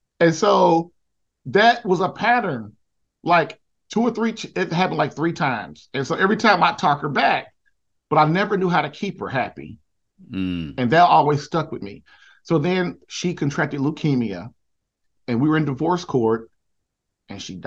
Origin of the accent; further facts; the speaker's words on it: Indianapolis, Indiana, United States; moved away as an adult; I'm from Indianapolis, Indiana.